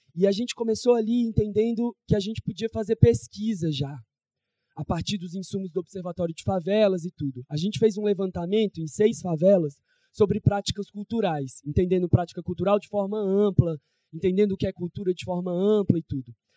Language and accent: Portuguese; Federal District, Brazil; also born or lived in São Paulo; now in Rio de Janeiro, Brazil; eu não sou daqui, eu sou do Distrito Federal, vivi em São Paulo, e vim para o Rio